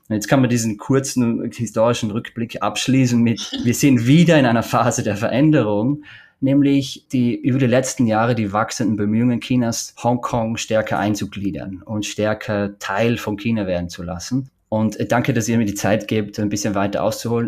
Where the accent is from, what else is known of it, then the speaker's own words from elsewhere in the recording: Oberwölz, Styria, Austria; moved away; also born or lived in Bruck an der Mur; Ich bin in Österreich in der Steiermark geboren, in Oberwölz, kleinsten Stadt der Steiermark.